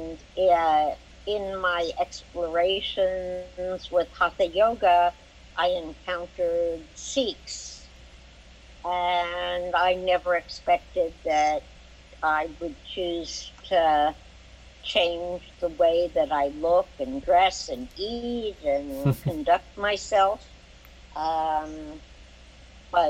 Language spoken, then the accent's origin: English; New York City, New York, United States; I grew up in Brooklyn, New York